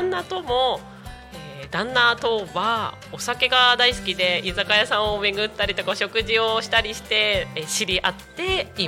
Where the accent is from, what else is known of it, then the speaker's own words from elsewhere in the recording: Tako, Chiba, Japan; 私はタコ生まれタコ育ち一度もタコを出たことがないくらいタコがとっても大好きです。